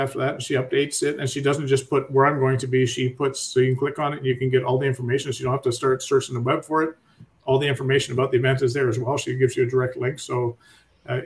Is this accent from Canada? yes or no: yes; Canada; being a Canadian